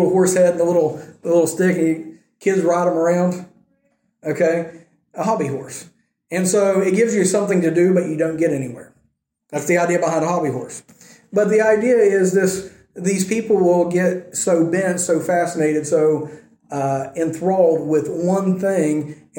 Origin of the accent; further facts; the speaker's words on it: United States; moved away; being an American